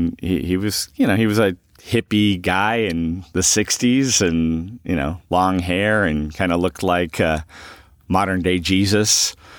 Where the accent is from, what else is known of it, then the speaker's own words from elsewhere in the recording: Huntington Beach, California, United States; I am originally from Huntington Beach, California. I grew up as an only child with pretty much a single mom.